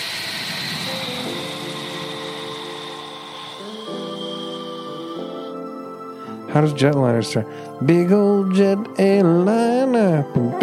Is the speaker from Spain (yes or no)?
no; Canada; as a Canadian